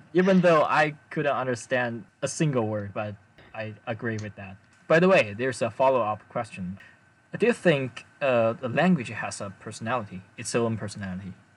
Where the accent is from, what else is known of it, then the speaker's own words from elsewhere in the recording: China; first language Chinese; English is a second language; I'm Chinese.